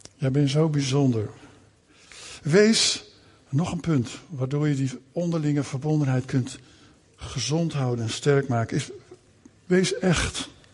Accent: Netherlands; Wij groeiden op in Nederland, hè, want we zijn naar Nederland gekomen.

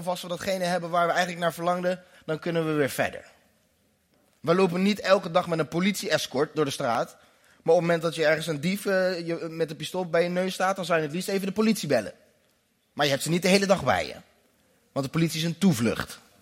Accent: Netherlands; Ik ben in Nederland geboren

